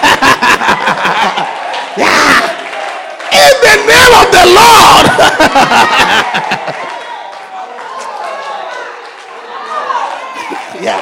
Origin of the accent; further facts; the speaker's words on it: Kingston, Jamaica; I was born in Kingston, Jamaica